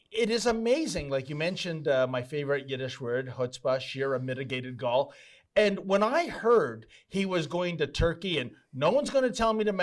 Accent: Canada; And I'm also a Canadian citizen, and this is a violation of our Charter Right, Section 6

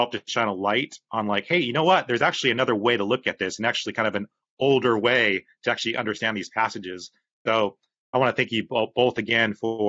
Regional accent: California, United States; especially like growing up in Orange County, California in the 1990s with specific types of churches.

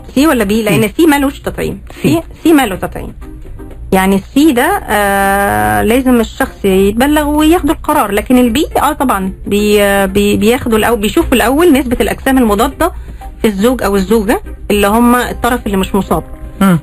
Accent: Saudi Arabia; موجود هنا عندنا في السعوديه

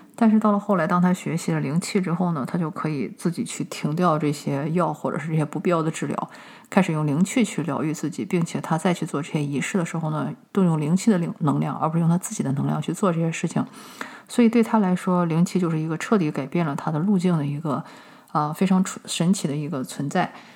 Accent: China; 我们中国人

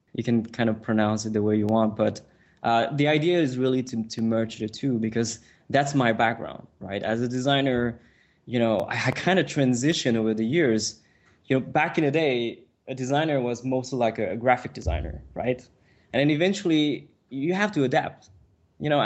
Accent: Montreal, Quebec, Canada; first language French; English is a second language; I come from Montreal, which is a very small city

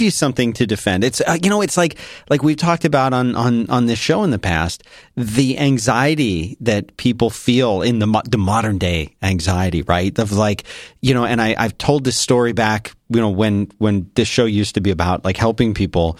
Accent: Philadelphia, Pennsylvania, United States; moved away; I grew up in Philadelphia

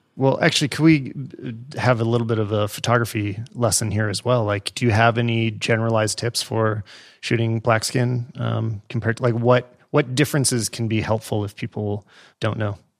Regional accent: Western Canada, Canada; I grew up in Western Canada

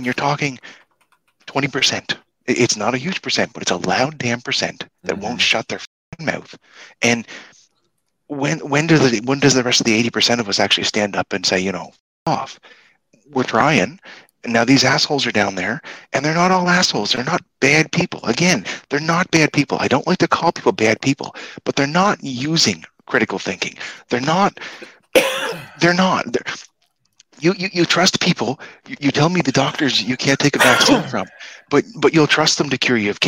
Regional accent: Canada; As a Canadian

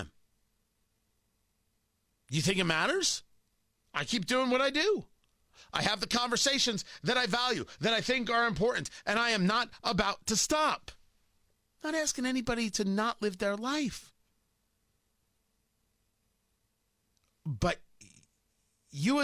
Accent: New Jersey, United States; I grew up in New Jersey and went to high school in New Jersey

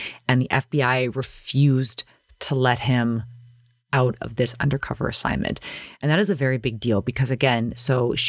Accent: Toronto, Ontario, Canada; back in my day growing up in Toronto

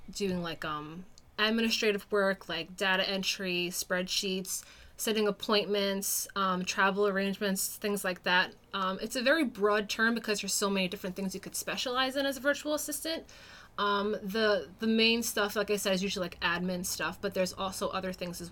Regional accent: New York, United States; moved away as an adult; now in New Hampshire, United States; I'm originally from New York. That's where I was born and raised

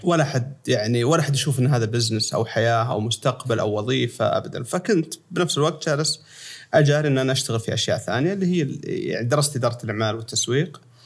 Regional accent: Sakaka, Al Jawf Province, Saudi Arabia; moved away as an adult; also born or lived in Los Angeles, United States / United Arab Emirates / Riyadh; انا من مواليد اشكاك الجوف و بالفتره هذه قبل لحد ما وصلت الجامعه وانا في سكاكه

